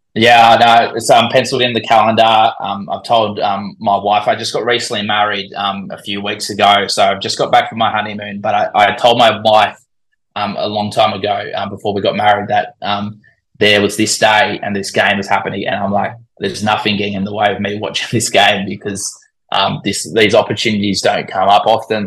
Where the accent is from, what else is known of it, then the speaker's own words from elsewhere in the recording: Australia; accent: Australian; I was born in Australia, but I'm I'm predominantly Dutch